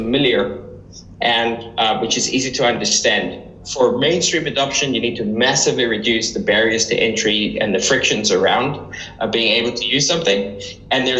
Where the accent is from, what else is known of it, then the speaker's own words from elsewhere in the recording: South Africa; moved away; I grew up in South Africa